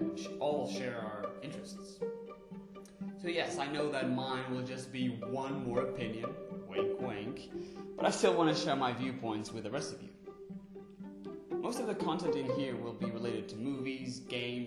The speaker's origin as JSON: {"language": "English", "country": "Portugal", "tie": "born or raised there", "second_language": "English", "said": "I was born and raised in Portugal"}